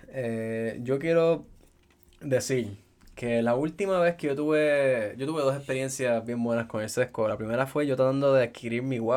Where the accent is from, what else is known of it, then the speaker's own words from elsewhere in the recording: Caguas, Puerto Rico; yo soy de Caguas